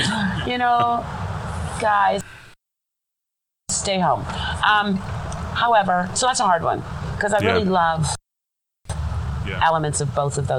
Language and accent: English; Toronto, Ontario, Canada; Toronto, Canada.